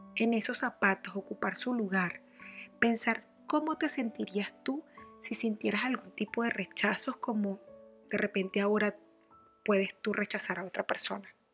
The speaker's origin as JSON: {"language": "Spanish", "town": "Barquisimeto", "region": "Lara", "country": "Venezuela", "tie": "born or raised there", "said": "Nací en Barquisimeto, Venezuela."}